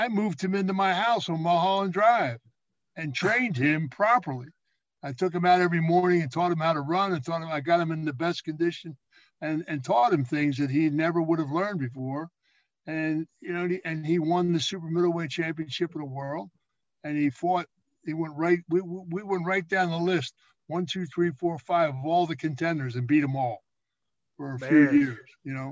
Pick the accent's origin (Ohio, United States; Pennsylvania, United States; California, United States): Pennsylvania, United States; Philadelphia; I was raised down in Southwest Philadelphia